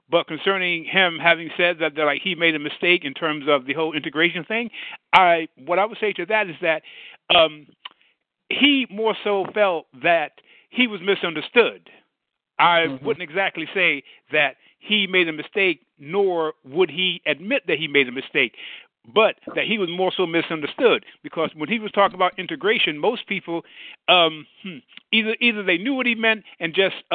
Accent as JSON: {"language": "English", "region": "New York", "country": "United States", "said": "I'm from New York"}